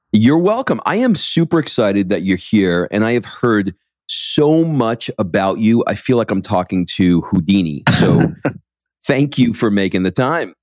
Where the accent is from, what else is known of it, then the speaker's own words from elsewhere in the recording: New York, United States; I grew up in New York